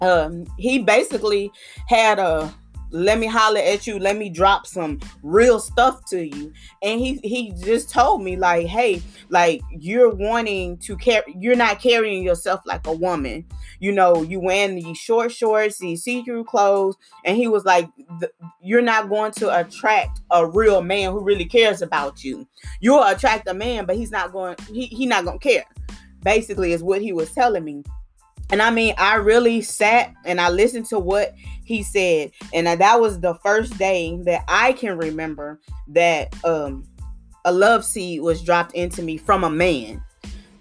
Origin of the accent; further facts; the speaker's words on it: Houston, Texas, United States; the area where I grew up in Houston, there was liquor stores